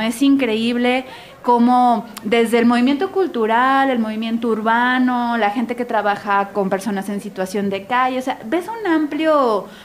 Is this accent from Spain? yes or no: no; Guadalajara, Jalisco, Mexico; los tapatíos sobre todo que somos tan